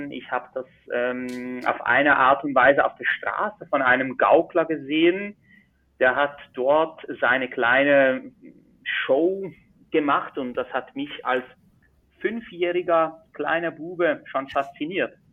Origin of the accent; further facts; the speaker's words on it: Switzerland; Zauberkünstler, Illusionist und Mentalist aus der Schweiz. Man hört es vielleicht auch am Dialekt. Ich bin ein richtiger Schweizer.